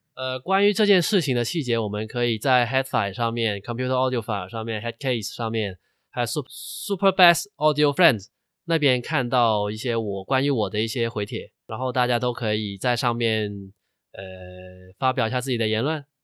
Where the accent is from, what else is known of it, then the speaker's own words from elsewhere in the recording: China; 我们大陆人